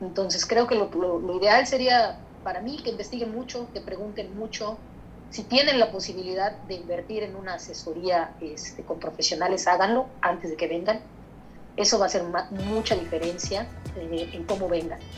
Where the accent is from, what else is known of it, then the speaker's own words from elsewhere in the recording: Mexico; now in Canada; yo para, yo para poder abrir mi corporación como, como mexicana con mi permiso de trabajo, este, la, la pude abrir sola, la podía abrir sola.